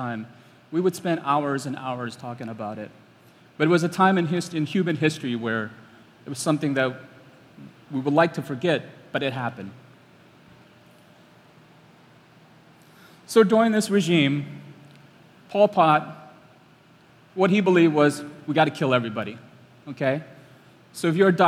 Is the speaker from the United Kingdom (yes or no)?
no; Cambodia; I'm from Cambodia.